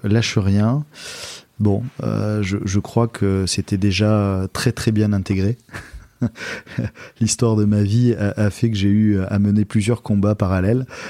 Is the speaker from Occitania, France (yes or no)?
no; Istres, Provence-Alpes-Côte d'Azur, France; la ville dans laquelle j'ai grandi, qui est la ville d'Istre à côté de Marseille, bah, j'y habite encore